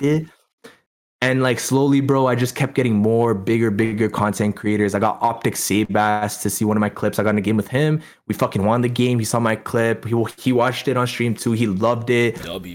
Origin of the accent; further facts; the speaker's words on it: Toronto, Ontario, Canada; also born or lived in India; I grew up in Toronto